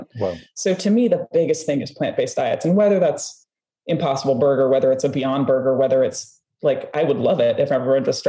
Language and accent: English; Minnesota, United States; I'm from the American Midwest, I'm from Minnesota